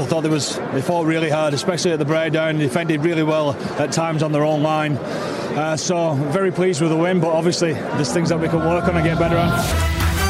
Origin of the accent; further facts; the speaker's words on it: Wales, United Kingdom; I'm Welsh